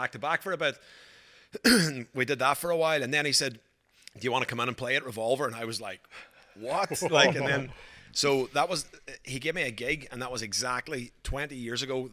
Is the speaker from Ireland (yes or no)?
yes; Ireland; moved away as an adult; also born or lived in Glasgow, Scotland; now in Australia; I grew up in Ireland till I was 18. Then I went to university in Glasgow in Scotland.